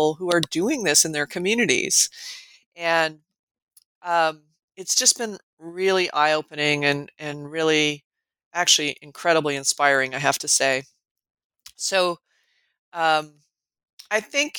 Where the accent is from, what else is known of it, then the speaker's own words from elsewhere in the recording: Colorado, United States; moved away as an adult; also born or lived in California / New Mexico; now in Nebraska, United States; I grew up in Colorado